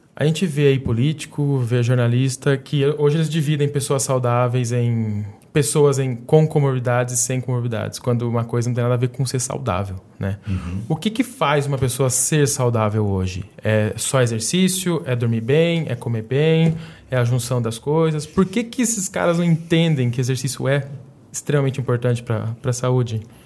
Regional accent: interior of São Paulo, Brazil; a gente é interior de São Paulo

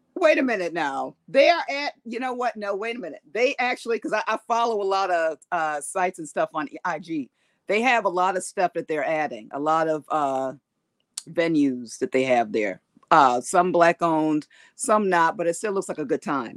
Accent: East Coast, United States; now in California, United States; I am from the East Coast originally

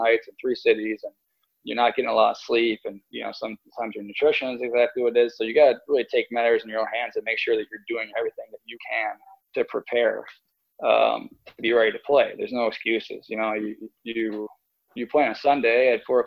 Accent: Rochester, New York, United States; I was close to home, playing for my hometown team

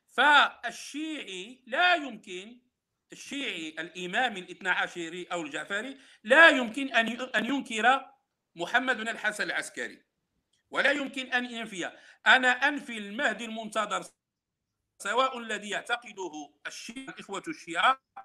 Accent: Morocco; عندنا في المغرب

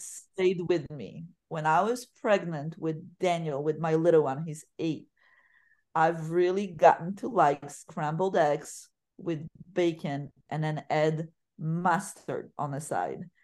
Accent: Poland; English is a second language; moved away as an adult; now in United States; where I was born and raised, 'cause I didn't leave until I was, I graduated high school.

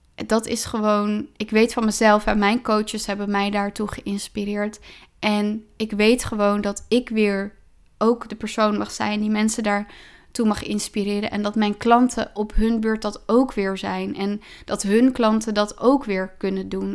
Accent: Driebergen, Utrecht, Netherlands; ik ben opgegroeid in Driebergen

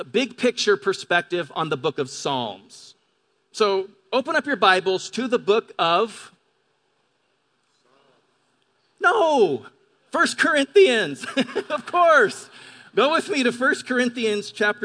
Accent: Pend Oreille River, eastern Washington, United States; now in La Verne, United States; I grew up on the Pend'Oreille River in eastern Washington

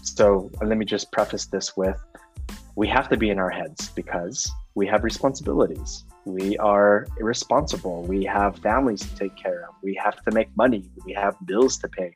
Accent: Oakland, California, United States; moved away as an adult; now in San Miguel de Allende, Mexico; I am formerly from the Bay Area native, Oakland, California. Now live in San Miguel de Allende, Mexico

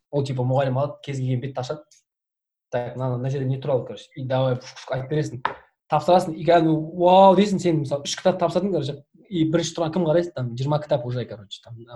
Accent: Oral, West Kazakhstan Region, Kazakhstan; moved away as an adult; also born or lived in Taraz, Kazakhstan / Semey, Kazakhstan / Oskemen, Kazakhstan; негізі тараздың тумасымын по идее мен негізінде ә, тараз жамбыл облысында сол жақта негізі тудым одан кейін барып орал көшіп бардық тоқсан тоғызыншы жылы оралда 15 жылдай тұрдық

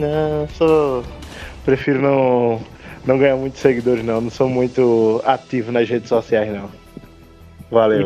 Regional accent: Recife, Pernambuco, Brazil; tenho 29 anos, sou de Recife

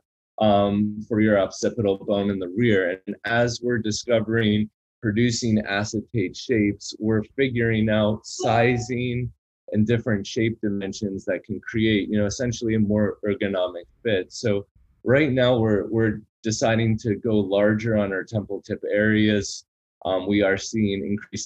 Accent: Boca Raton, Florida, United States; my hometown of Boca Raton

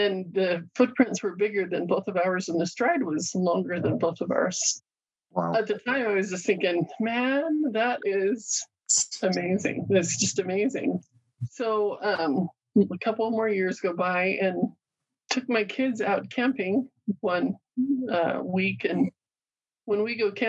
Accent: Fort Hall, Idaho, United States; I grew up on the Chauvin Indian Reservation there in Fort Hall

